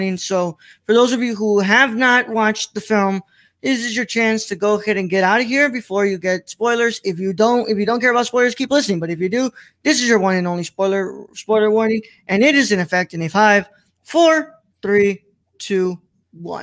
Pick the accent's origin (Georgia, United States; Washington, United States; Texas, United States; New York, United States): Texas, United States; I've lived here my whole life